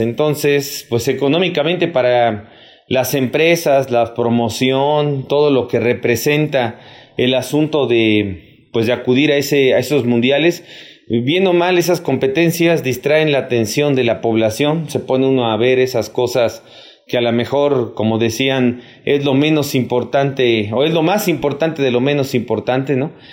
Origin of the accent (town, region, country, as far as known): Mexico